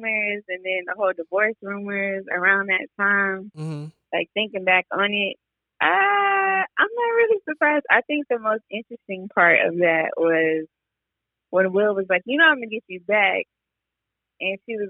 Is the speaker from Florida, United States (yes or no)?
yes; North Florida, United States; I'm from North Florida